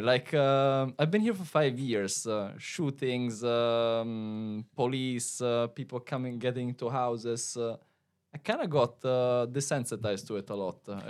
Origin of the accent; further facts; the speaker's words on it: Italy; moved away as an adult; also born or lived in America; now in United States; I'm here from Yashi, Italian living in America.